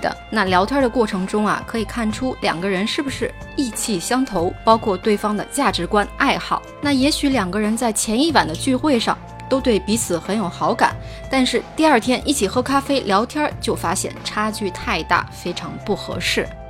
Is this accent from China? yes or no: yes; China; 跟我们中国人想象的是不太一样的。